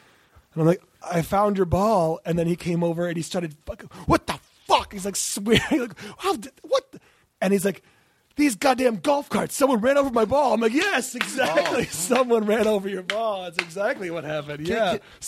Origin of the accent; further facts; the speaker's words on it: Ann Arbor, Michigan, United States; I grew up in Ann Arbor, Michigan.